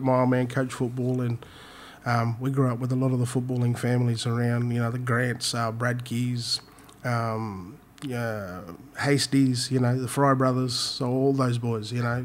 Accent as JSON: {"language": "English", "town": "Innisfail", "region": "Queensland", "country": "Australia", "tie": "born or raised there", "also_born_or_lived": "Brisbane", "said": "I'm um, born and bred in Innisfail"}